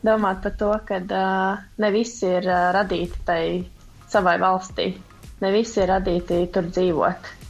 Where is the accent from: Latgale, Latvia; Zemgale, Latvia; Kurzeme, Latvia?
Kurzeme, Latvia; Liepāja; es dzīvoju Rīgā, un Rīga nav īsti mana pilsēta, jo es pati esmu no Liepājas